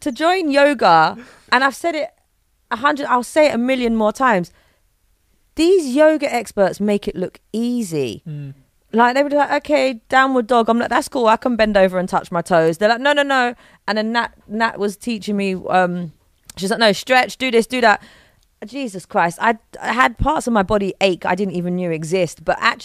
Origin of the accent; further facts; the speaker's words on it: London, United Kingdom; accent: London; moved away; born and bred London, it's a hustle, it's a bustle